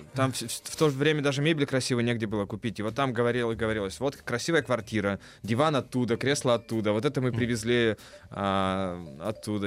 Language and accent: Russian; Kirov, Kirov Oblast, Russia; Я родился в Кирове, да, Вятка Киров